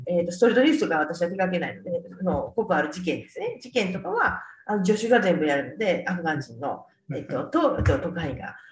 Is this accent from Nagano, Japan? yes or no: no; Kyoto, Japan; also born or lived in Toyonaka, Osaka; 一応育ちは京都なんですけど、えー、生まれたのは大阪の豊中市かな